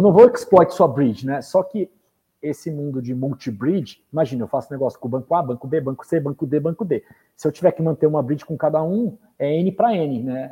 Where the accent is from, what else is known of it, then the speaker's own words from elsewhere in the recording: Brazil; nós somos brasileiros